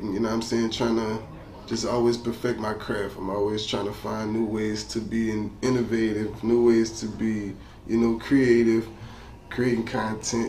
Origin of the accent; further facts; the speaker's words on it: Louisiana, United States; I'm from Carroll, Louisiana